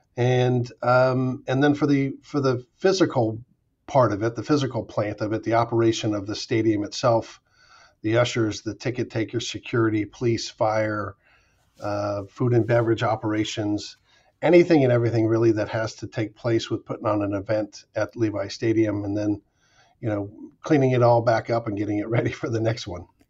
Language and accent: English; Pacifica, California, United States; I was on a, the high school team at Oceana High School in Pacifica, uh, which was my hometown